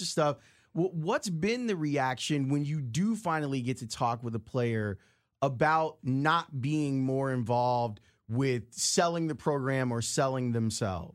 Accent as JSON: {"language": "English", "town": "Chicago", "region": "Illinois", "country": "United States", "tie": "born or raised there", "said": "I grew up on the south side of the city"}